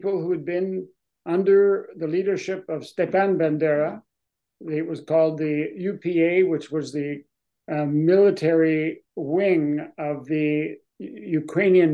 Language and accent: English; Northern Ontario, Canada; now in Montreal, Canada; I'm originally from Northern Ontario